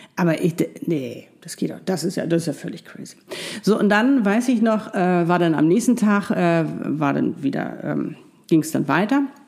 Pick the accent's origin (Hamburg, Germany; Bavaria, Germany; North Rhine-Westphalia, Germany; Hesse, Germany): Hamburg, Germany; ich saß in meinem wunderschönen Loft in, ähm, in Hamburg, meine Heimatstadt